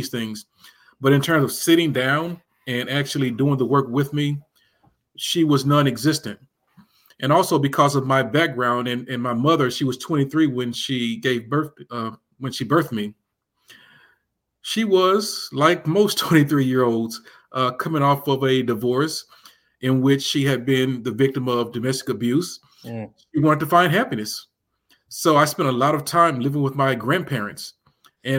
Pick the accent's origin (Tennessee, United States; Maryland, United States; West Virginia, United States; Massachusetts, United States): Tennessee, United States; Memphis; moved away as an adult; it was a very interesting time in many respects to grow up in Memphis. Born in 1971